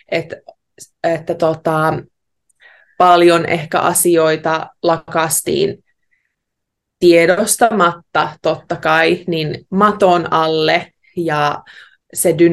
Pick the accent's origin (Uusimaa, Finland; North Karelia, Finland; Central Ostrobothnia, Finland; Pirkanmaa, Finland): North Karelia, Finland; Heinävesi; now in Australia; oon kotoisin Heinävedeltä. Se on pieni kylän pahanen tuolla Savon sydämessä.